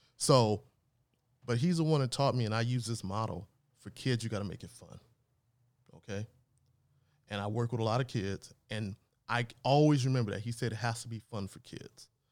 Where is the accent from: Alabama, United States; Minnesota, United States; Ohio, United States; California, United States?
California, United States; Los Angeles; also born or lived in New Orleans; grew up in Los Angeles area here